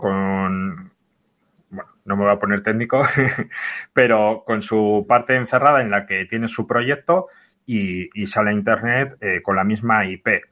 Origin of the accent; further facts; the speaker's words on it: Bilbao, Basque Country, Spain; yo soy de aquí, de Bilbo